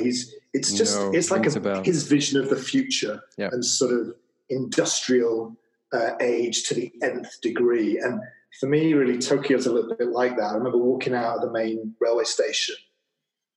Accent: Manchester, North West England, United Kingdom; moved away; I'm from Manchester, not known for its tropical climate.

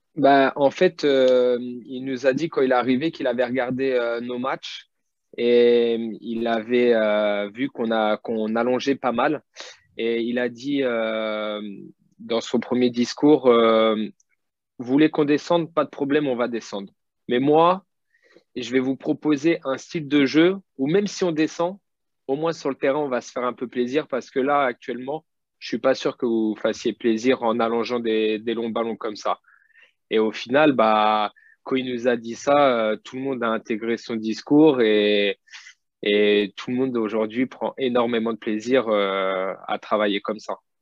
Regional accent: Châteauroux, Centre-Val de Loire, France; je suis né à Châteauroux. j'ai débuté ici. j'ai ma famille qui est ici

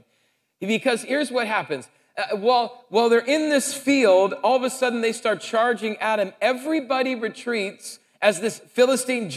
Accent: South Dakota, United States; moved away; I came from South Dakota

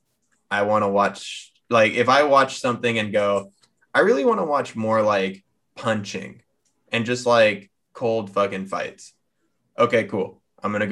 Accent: United States; I'm American

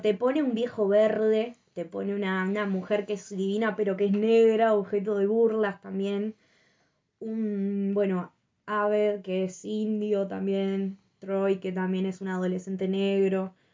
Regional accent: Argentina; Somos argentinos

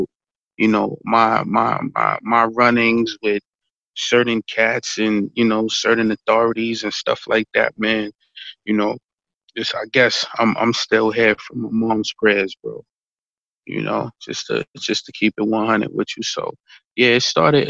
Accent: New York City, New York, United States; also born or lived in Spanish Harlem, New York; I'm originally from Bracey Houses, man. Bracey Housing Projects, that's the Hollow. That's in New York, man. Started in the Hollow and moved to Harlem, Spanish Harlem, then back to those same, you know, projects

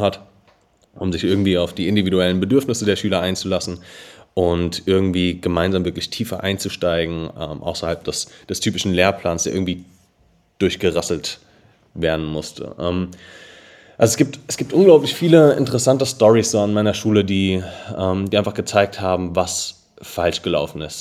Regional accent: Darmstadt, Hesse, Germany; ich bin 24, gebürtiger Darmstädter, ähm, habe hier auch noch unser Office

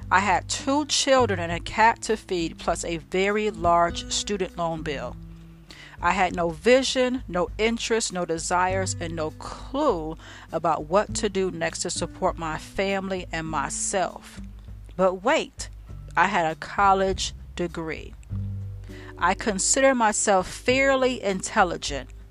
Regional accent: New York City, New York, United States; moved away as an adult; I graduated from college when I was 33, left my hometown of New York, and moved to Pennsylvania to begin what I thought would be the rest of my life.

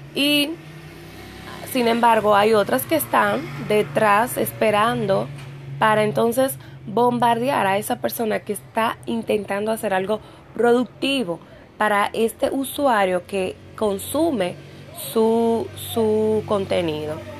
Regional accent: Dominican Republic; en mi país, aquí en República Dominicana

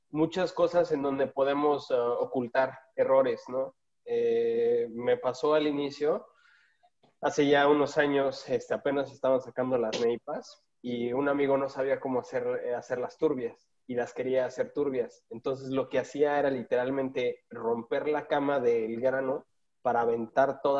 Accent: West Coast, United States; yo crecí en el West Coast

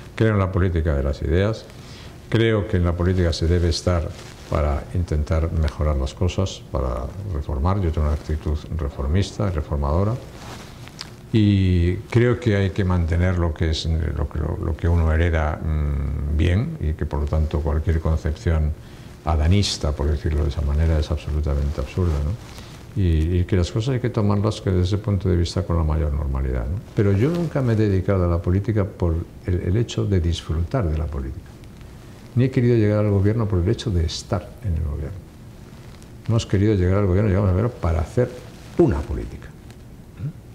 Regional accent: Castile and León, Spain; fui elegido presidente de una comunidad autónoma, de Castilla y León, precisamente, mi tierra

